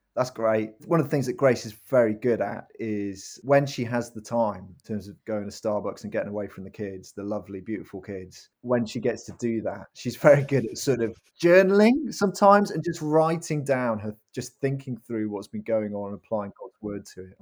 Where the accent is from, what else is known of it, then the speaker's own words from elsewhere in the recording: Cardiff, Wales, United Kingdom; also born or lived in Worcester; now in Norwich, United Kingdom; I was brought up in a Christian family in Cardiff, in Wales.